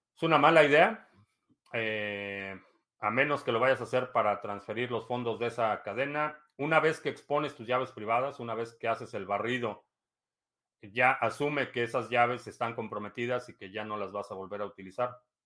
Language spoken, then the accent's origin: Spanish; Mexico; now in United States; vivo aquí desde el 2005 pero nací y crecí en México